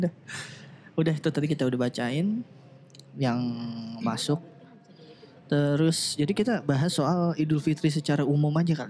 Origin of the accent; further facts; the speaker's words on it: Jakarta, Indonesia; Kalau gue gede dan besar tumbuh di Jakarta